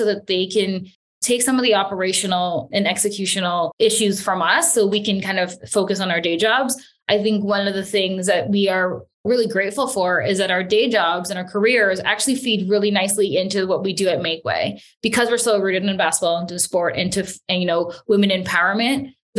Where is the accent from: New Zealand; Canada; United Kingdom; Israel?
Canada; why was it so difficult for me as a Filipino Canadian when I was younger to even see myself working where I am today